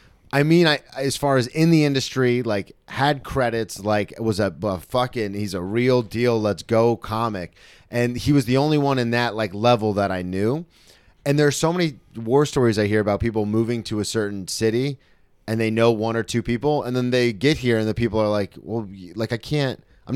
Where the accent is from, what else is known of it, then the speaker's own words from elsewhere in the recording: Florida, United States; yeah, I'm from the South, and Florida